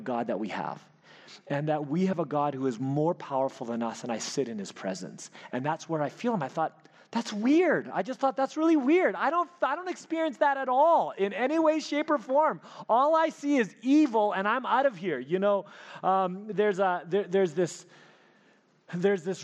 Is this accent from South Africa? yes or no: no; Elkhorn, Manitoba, Canada; moved away; I grew up in Elkhorn, Manitoba